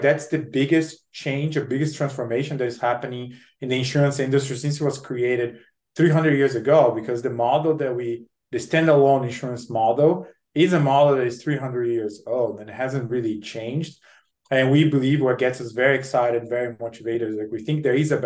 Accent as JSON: {"language": "English", "country": "Brazil", "tie": "born or raised there", "moved": "as an adult", "lives_now": "United States", "said": "I'm born and raised in Brazil. I came to the US to study, do my MBA at a Harvard Business School."}